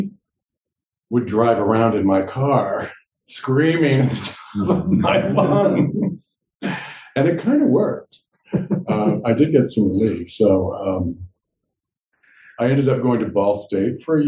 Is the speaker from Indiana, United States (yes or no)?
yes; Indiana, United States; I grew up in Indiana